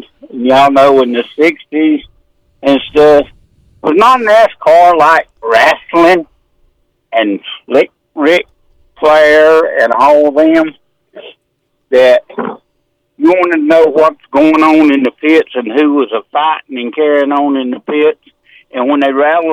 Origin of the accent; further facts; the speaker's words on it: Mayo, South Carolina, United States; I grew up in Mayo.